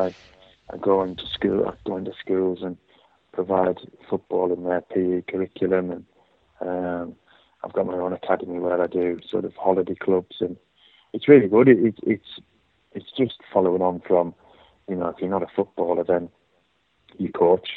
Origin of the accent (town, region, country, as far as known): Whitehaven, North West England, United Kingdom; born or raised there; moved away; also born or lived in Newcastle / Hull / London / Blackpool